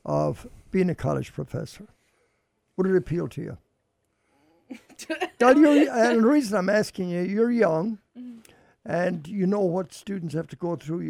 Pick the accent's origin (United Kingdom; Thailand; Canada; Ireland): Ireland; Ballina, Connacht; now in United States; Ballina, go to my hometown